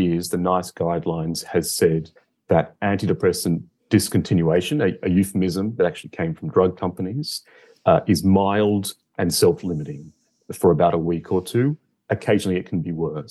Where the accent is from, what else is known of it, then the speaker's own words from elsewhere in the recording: Australia; moved away as an adult; now in London, United Kingdom; I'm originally from Australia, where I finished my medical degree, and I've worked in London.